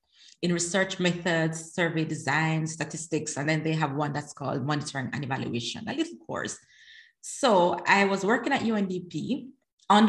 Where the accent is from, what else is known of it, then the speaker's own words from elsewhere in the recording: Jamaica; moved away as an adult; also born or lived in Netherlands; now in The Hague, Netherlands; So I am Jamaican, right? Living in the Netherlands. So I'm Jamaican, naturalized Dutch citizen